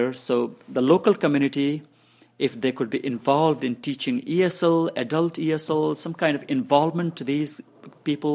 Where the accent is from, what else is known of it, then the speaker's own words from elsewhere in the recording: Bhutan; first language Nepali; English is a second language; also born or lived in refugee camps; now in Lancaster, United States; I speak Nepali, my mother tongue. I speak English, of course. I speak Hindi. I speak Bangla. And I speak one of the South Indian languages, Kannada. So I speak these five languages, and I speak Dzongkha also, the language of Bhutan. Actually, I'm one of the few people that speaks Dzongkha, I mean, from the refugee community, because I studied that almost as a first language in Bhutan.